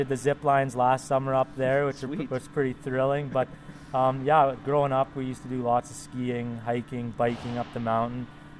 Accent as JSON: {"language": "English", "town": "Comox", "region": "British Columbia", "country": "Canada", "tie": "born or raised there", "said": "Comox is a very versatile place. I'm pretty fortunate to grow up there."}